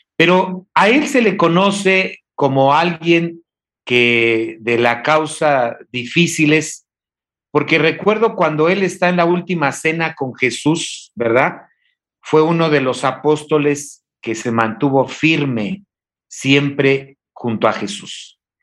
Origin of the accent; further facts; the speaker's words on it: Oaxaca, Mexico; yo que soy oaxaqueño